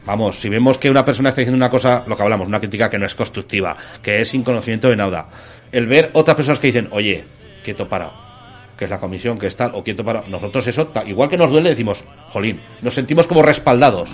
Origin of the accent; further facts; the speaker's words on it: La Almunia de Doña Godina, Aragon, Spain; moved away; yo de pequeño, de pequeño yo me crié en la Almunia, de Doña Godina